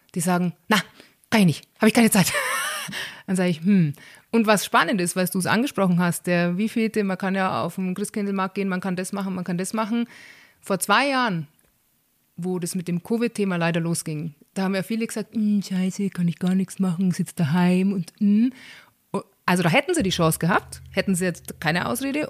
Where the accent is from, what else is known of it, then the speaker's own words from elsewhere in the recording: Bavaria, Germany; bei uns in Bayern